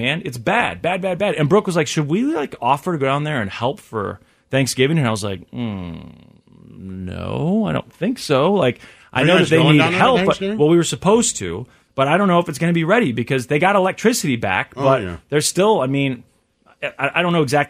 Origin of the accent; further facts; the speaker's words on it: Missouri, United States; moved away; if a flood hits my hometown again, like in 93